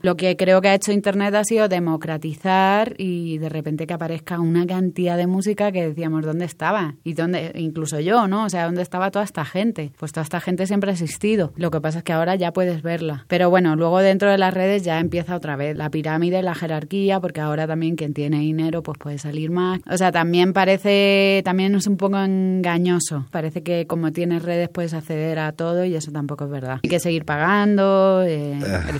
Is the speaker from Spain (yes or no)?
yes; Spain; now in Mexico; tanto los españoles que estamos aquí